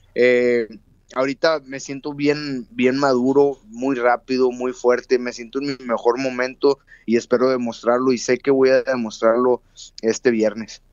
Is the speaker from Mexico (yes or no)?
yes; Monterrey, Nuevo León, Mexico; moved away as an adult; now in Tijuana, Mexico; yo soy de Monterrey, Nuevo León, ahí tengo mi familia, mis hermanos, yo vivo con mi esposa en Tijuana